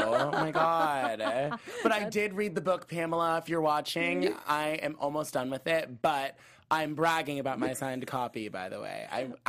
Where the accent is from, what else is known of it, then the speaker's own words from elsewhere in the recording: Arizona, United States; And where are you from again? Arizona.